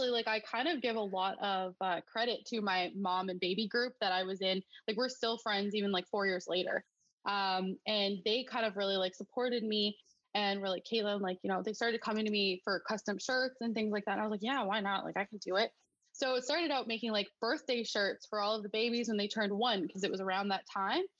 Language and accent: English; Alberta, Canada; moved away as an adult; now in Newfoundland, Canada; I grew up in Alberta.